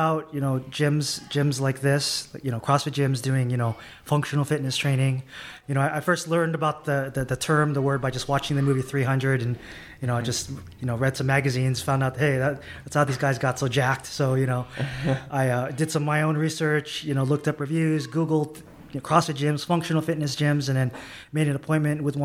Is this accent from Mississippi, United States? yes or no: no; San Diego, California, United States; moved away as an adult; now in Bay Area, United States; I grew up in San Diego, California